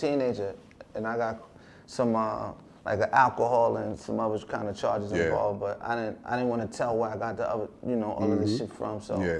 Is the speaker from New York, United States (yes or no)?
yes; New Rochelle, New York, United States; born there; also born or lived in Emporia, Virginia; I was born in New Rochelle, New York Hospital.